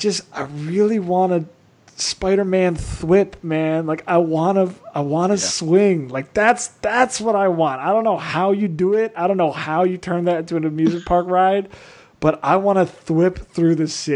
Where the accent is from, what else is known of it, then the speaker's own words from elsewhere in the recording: near Six Flags Great Adventure, New Jersey, United States; I grew up near Six Flags Great Adventure